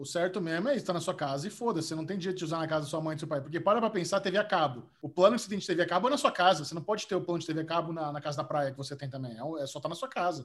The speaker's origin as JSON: {"language": "Portuguese", "country": "Brazil", "said": "eu, sou do Brasil"}